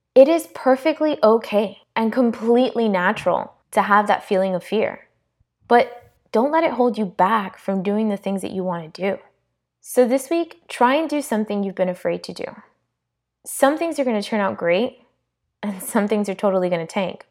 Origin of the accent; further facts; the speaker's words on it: South Florida, United States; I was born and raised in South Florida to Hispanic parents